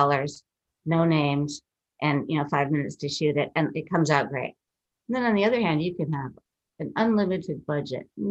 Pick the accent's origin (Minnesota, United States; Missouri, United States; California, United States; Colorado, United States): Minnesota, United States; I'm from Minnesota, which is Canada adjacent pretty much.